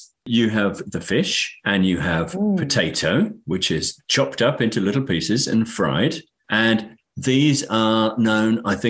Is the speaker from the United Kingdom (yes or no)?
yes; United Kingdom